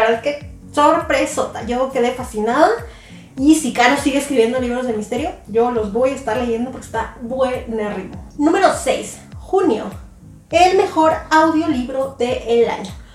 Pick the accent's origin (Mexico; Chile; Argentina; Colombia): Mexico; Yo soy de México